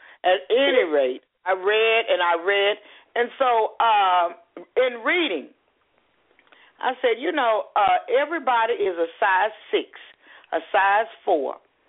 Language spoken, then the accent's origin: English; Houston, Texas, United States; It was, you know what, I had to become an adult to realize how wonderful it was. I was fortunate to grow up in a two-parent home, a hardworking father, living in a neighborhood, going to the neighborhood school.